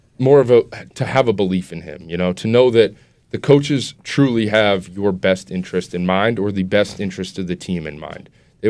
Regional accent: Wilmington, United States; I was born and lived my entire life so far in Wilmington.

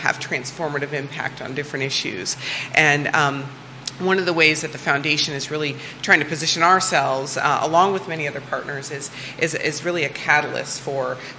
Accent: Iowa, United States; moved away as an adult; now in Virginia, United States; I am originally from Iowa. I'm an Iowa farm girl.

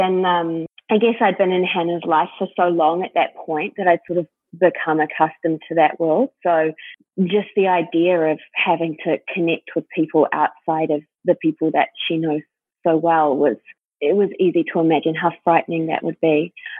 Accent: New Zealand; now in United States; I'm from New Zealand. I'm from a relatively small city.

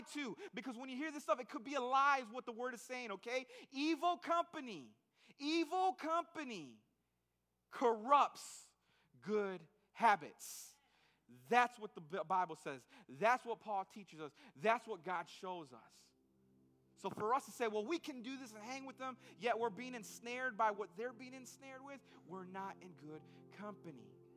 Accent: Holland, Michigan, United States; I grew up in Holland, Michigan.

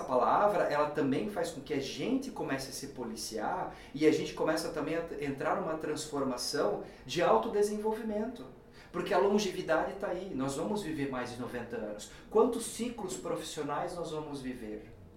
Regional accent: Brazil; nós como brasileiros

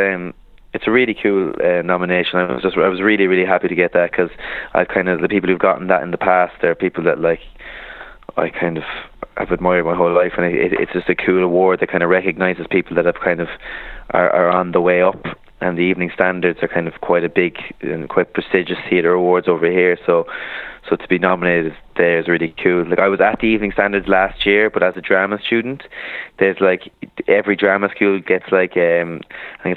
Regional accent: Ireland; now in United Kingdom; I'm definitely a proud Irishman and not British

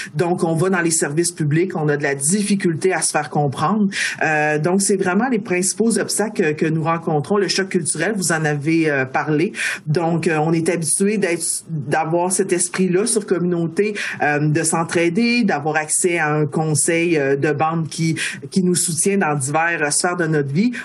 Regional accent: Baie-Comeau, Quebec, Canada; moved away; also born or lived in Pessamit / Wendake; moi je suis née euh, à Bécomo, euh, j'ai grandi à Bécomo en partie

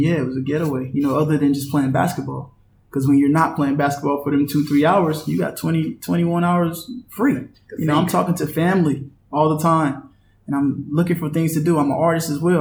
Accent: Washington, North Carolina, United States; moved away as an adult; also born or lived in Beaufort County, North Carolina / Pinetown, North Carolina; I'm from Beaufort County, but I was born in Washington, North Carolina.

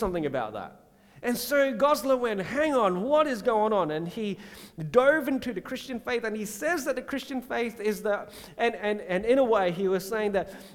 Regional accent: Singapore; When I was a kid growing up in Singapore

